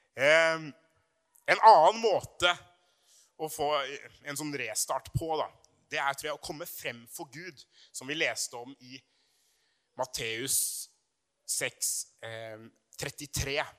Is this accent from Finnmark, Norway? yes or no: no; Brumunddal, Innlandet, Norway; på videregående i Brumunddal. Eh, langt oppe i Hedmarken, der jeg vokste opp.